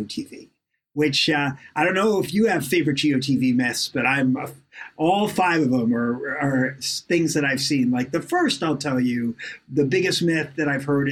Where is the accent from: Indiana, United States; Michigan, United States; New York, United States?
New York, United States; growing up in New York